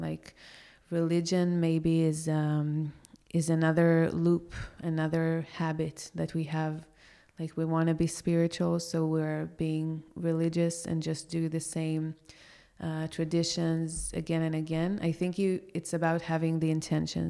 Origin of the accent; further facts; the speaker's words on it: Israel; moved away as an adult; now in Porto, Portugal; I grew up in such a religious country